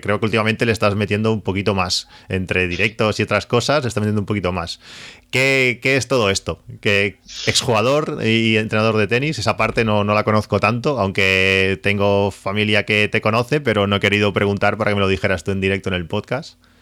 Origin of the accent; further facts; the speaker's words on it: La Canonja, Catalonia, Spain; now in Reus, Spain; aunque soy de la Canonja.